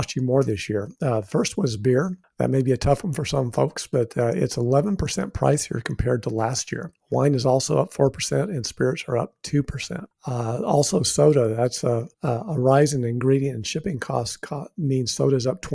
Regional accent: New Mexico, United States; I'm from New Mexico

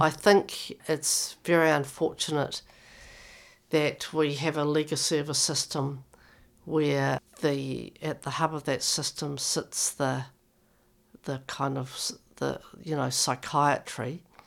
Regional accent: New Zealand; now in Victoria, Australia; by the way I speak, I come from New Zealand

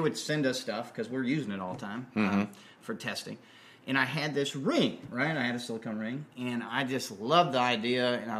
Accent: Alaska, United States; moved away as an adult; now in Nashville, United States; I was born in Alaska and grew up in the guiding industry. My family started in tourism in the 60s, mm-hmm. back when right after Alaska became a state, actually.

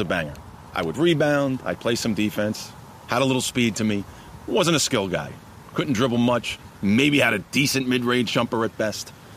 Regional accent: Elmont, New York, United States; also born or lived in Woodside, Queens, New York; Born in Woodside, Woodside, Queens. Came out to Elmont, Long Island, uh, home of the Spartans first, second grade

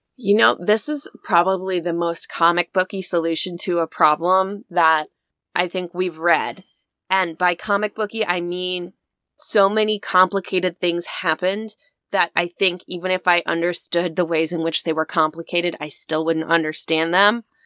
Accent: United States; we are an American family

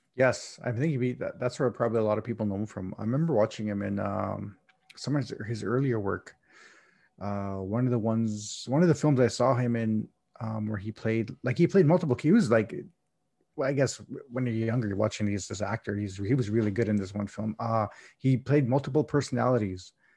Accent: Canada; I'm Canadian

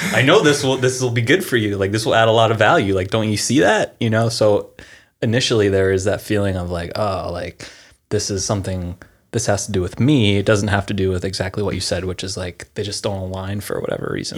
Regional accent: Pennsylvania, United States; moved away as an adult; now in California, United States; I'm from Pennsylvania originally, moved out here in two thousand seven

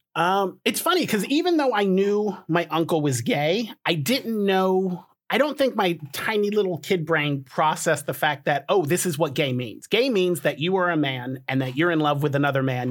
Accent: Colorado, United States; I was born in Colorado

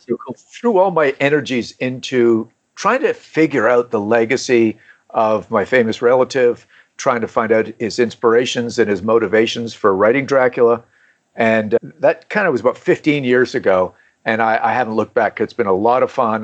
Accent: Canada; moved away as an adult; now in South Carolina, United States; I was born and raised in Canada.

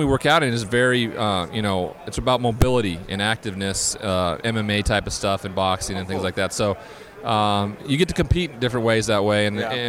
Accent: Montana, United States; I grew up in Montana.

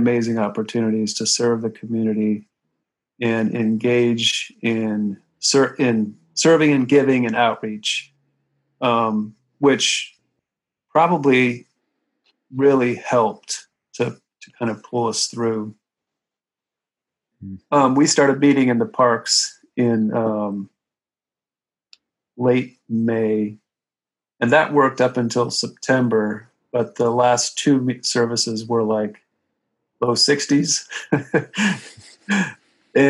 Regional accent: Ohio, United States; now in New York, United States; I grew up in Ohio, I have a lot of kind of middle America connections

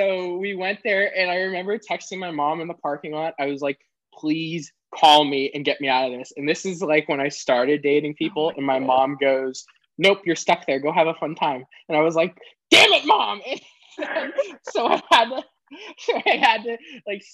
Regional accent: the South, United States; growing up in the South

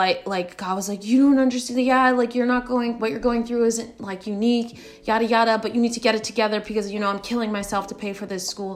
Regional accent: United States; I was born in the States

